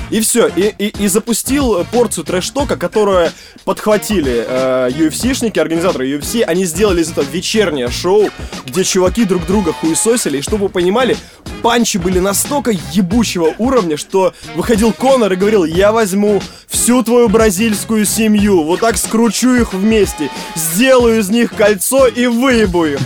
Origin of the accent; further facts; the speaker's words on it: Stary Oskol, Belgorod Oblast, Russia; Я из Старого Оскола